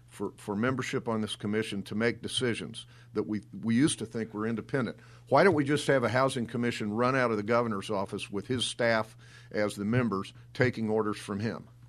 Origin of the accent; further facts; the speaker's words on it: Cape Girardeau, Missouri, United States; my home town of Cape Girardeau